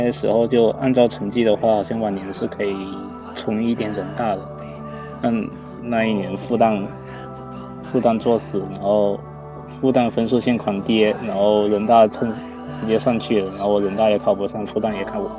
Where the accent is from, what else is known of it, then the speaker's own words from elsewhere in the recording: Guangdong, China; moved away as an adult; now in Nanjing, China; 我们这个专业就我一个广东人